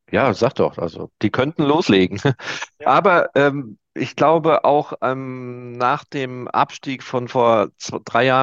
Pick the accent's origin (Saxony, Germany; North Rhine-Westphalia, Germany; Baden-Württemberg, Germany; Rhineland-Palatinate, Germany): North Rhine-Westphalia, Germany; Oer-Erkenschwick; Ja, ich komme auch aus Euerkenschwick